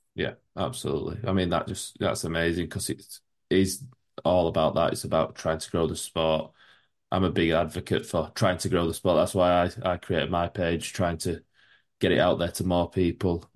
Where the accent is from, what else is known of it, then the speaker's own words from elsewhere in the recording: Yorkshire and the Humber, United Kingdom; I'm from Yorkshire